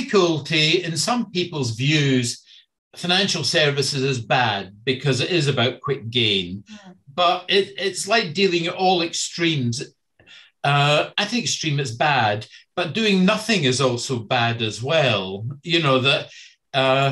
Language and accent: English; Scotland, United Kingdom; moved away; I grew up and in Scotland in the 70s